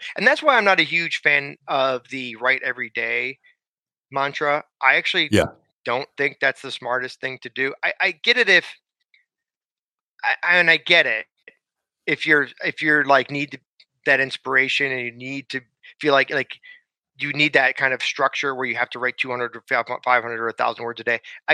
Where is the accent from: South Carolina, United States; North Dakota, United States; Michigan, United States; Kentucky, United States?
Michigan, United States; Southfield; moved away as an adult; also born or lived in Chicago; now in Los Angeles, United States; I grew up outside Detroit, Michigan, in a city called Southfield.